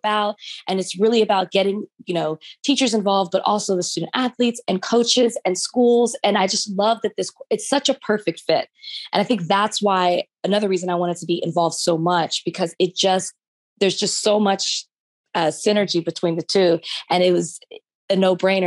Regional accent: Dallas, Texas, United States; moved away as an adult; now in Los Angeles, United States; I am from Dallas

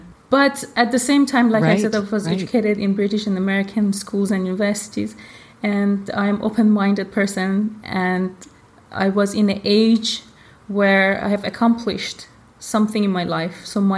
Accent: Iran; born there; I was born in Iran. My mom is from Iran. My father is Indian. And of course, I'm a third culture kid

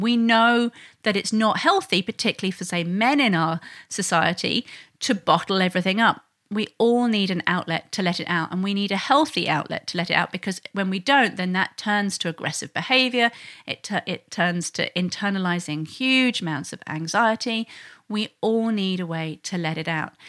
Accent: England, United Kingdom; now in Sydney, Australia; I'm originally from England

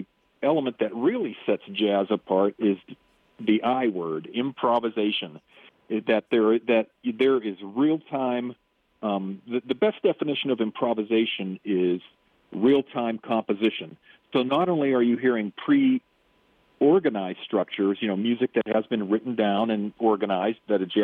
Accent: Pittsburgh, Pennsylvania, United States; also born or lived in Wyoming; now in Big Horn, Wyoming, United States; I was born and raised in Pittsburgh

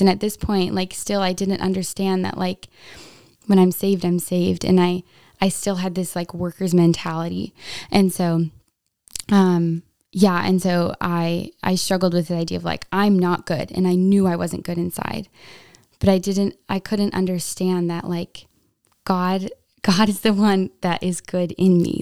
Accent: Wasilla, Alaska, United States; I'm from Wasilla, Alaska.

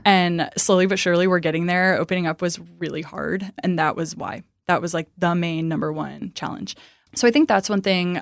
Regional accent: Midwest, United States; now in Dallas, United States; I'm from the Midwest

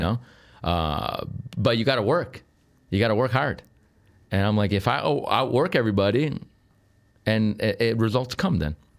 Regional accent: Sicily, Italy; moved away as an adult; now in Chicago, United States; Was born here, Uh, and then I left when I was a kid

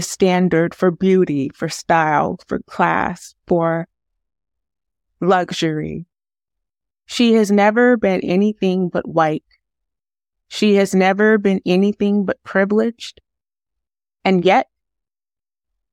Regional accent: United States; I am such an American

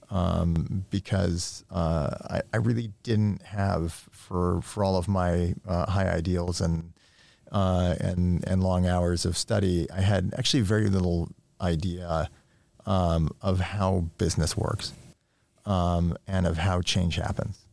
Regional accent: New York, United States; I grew up in New York in the nineteen eighties

